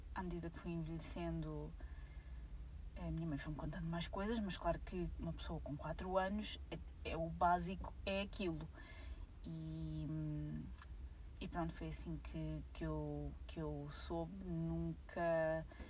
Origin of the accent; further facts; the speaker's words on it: Portugal; eu sou portuguesa, nasci cá, uh, fui nascida e criada cá